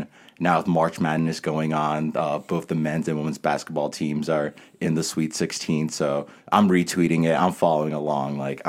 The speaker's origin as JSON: {"language": "English", "region": "Connecticut", "country": "United States", "tie": "born or raised there", "also_born_or_lived": "New York / Boston", "moved": "as an adult", "lives_now": "Berkeley, United States", "said": "They were born and raised in Cameroon. Came to the U.S. in the 90s to New York, where my brother and I were both born. Then I moved to Connecticut when I was 4, grew up there."}